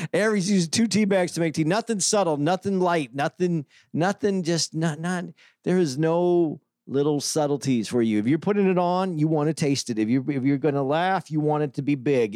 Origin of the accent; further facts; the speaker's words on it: Tucson, Arizona, United States; I was growing up in Tucson, Arizona